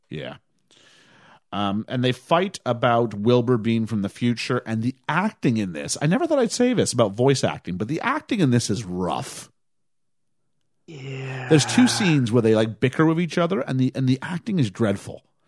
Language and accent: English; Canada